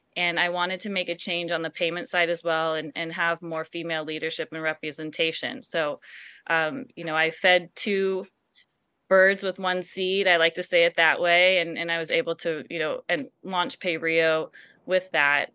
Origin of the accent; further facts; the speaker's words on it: Silicon Valley, California, United States; growing up in the Silicon Valley